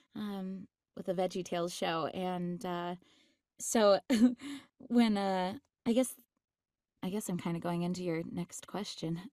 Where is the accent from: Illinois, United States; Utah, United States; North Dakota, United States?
Utah, United States; I grew up in Utah